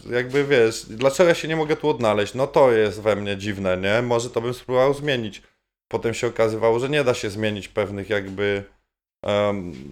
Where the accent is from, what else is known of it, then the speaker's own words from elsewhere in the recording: Halinów, Masovian Voivodeship, Poland; moved away; also born or lived in Warsaw; pod miastem, w sensie w Halinowej w Sulejówku. Halinów był wtedy w zasadzie taką wioską pod miastem. Na tyle blisko Warszawy